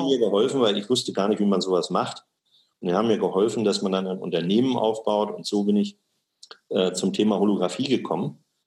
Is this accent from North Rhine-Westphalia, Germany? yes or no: no; Osnabrück, Lower Saxony, Germany; moved away as an adult; also born or lived in Ruhr area / Karlsruhe; Ich bin geboren in Osnabrück